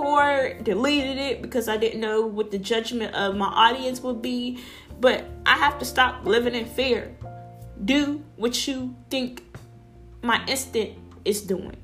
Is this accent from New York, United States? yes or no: no; Pittsburgh, Pennsylvania, United States; I'm from Pittsburgh, Pennsylvania